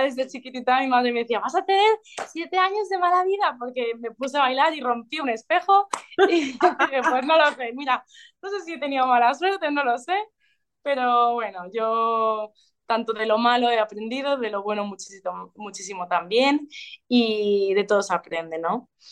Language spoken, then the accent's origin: Spanish; Ibiza, Balearic Islands, Spain; now in Valencia, Spain; como nací en una isla, bueno, crecí en una isla, en Ibiza, al estar aislados los, ibicencos mm, viajamos mucho